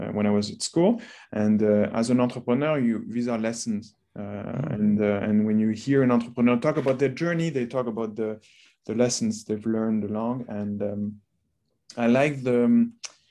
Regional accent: France; moved away as an adult; also born or lived in North America; I grew up in France

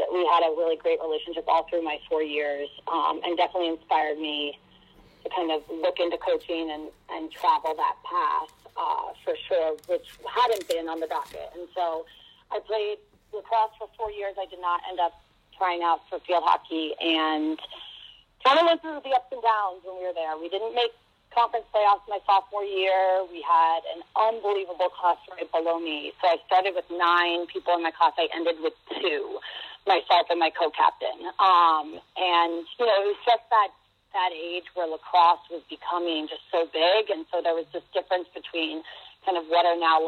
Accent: Upper Brookville, New York, United States; I grew up actually in Long Island, New York, in a town called Upper Brookville

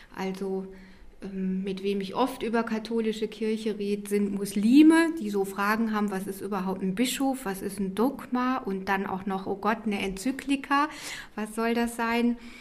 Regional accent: Rhineland, Germany; Ich bin im Rheinland groß geworden, da ist man rheinisch-katholisch

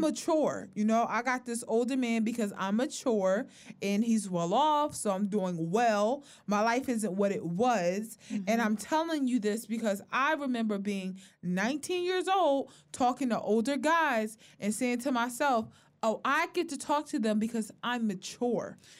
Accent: Philadelphia, Pennsylvania, United States; we are from North Philly

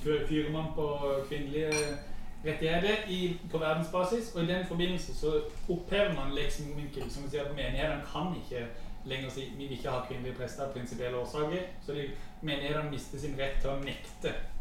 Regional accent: Mandal, Agder, Norway; jeg har vokst opp i, i Mandal

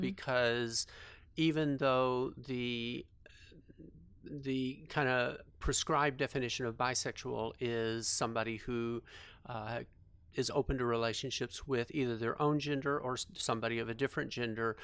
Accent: Fort Worth, Texas, United States; I grew up in, uh, a suburb of Fort Worth

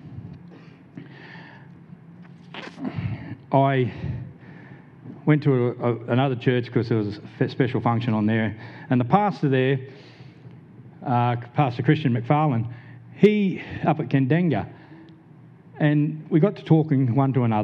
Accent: Blacktown, New South Wales, Australia; I grew up in Blacktown, New South Wales, a bit of a low social economic area

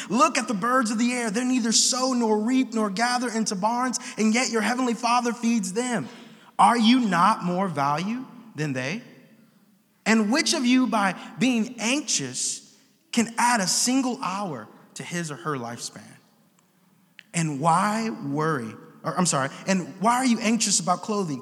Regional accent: Oakland, California, United States; We are Oakland natives, born. I was born on 60th in seminary.

